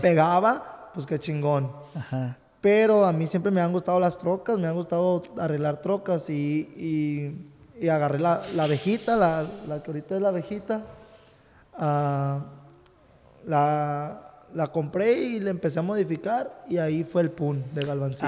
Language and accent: Spanish; Ciudad Guzmán, Jalisco, Mexico; also born or lived in Texas; now in California, United States; Yo nací en Jalisco, en Ciudad Guzmán, Jalisco, nací por ahí